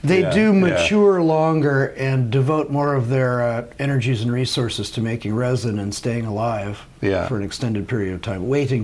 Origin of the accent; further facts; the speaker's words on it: Del Mar, California, United States; moved away as an adult; also born or lived in Santa Cruz, California / Indiana / Netherlands; I grew up in San Diego, near San Diego, a little town called Del Mar. Grew up right on the beach